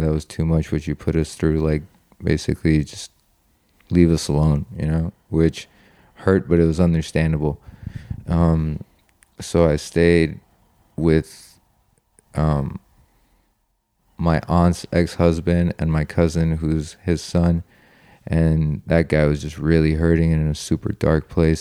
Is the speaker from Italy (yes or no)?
yes; Italy; moved away; also born or lived in Iran / California; I wanna go back to Italy, I wanna go back to my hometown